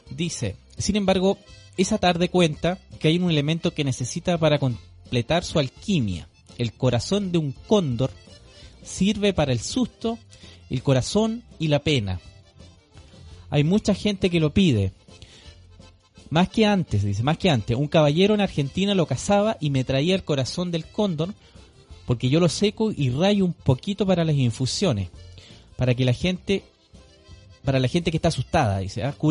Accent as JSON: {"language": "Spanish", "town": "Santiago", "region": "Santiago Metropolitan Region", "country": "Chile", "said": "Lo digo por experiencia propia, soy de Santiago. Como organización mapuche levantamos una casa de salud ancestral mapuche."}